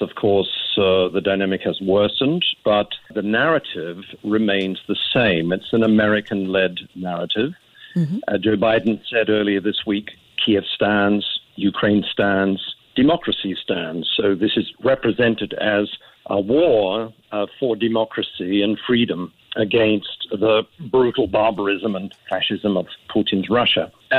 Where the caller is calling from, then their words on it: Sydney, New South Wales, Australia; I'm calling you from Sydney.